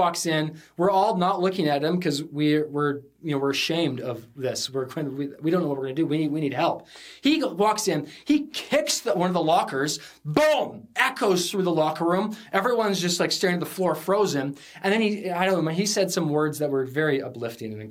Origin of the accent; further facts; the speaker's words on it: Sunshine Coast, British Columbia, Canada; I grew up in the Sunshine Coast, small high school. We came over on the ferry to come to the big city of Vancouver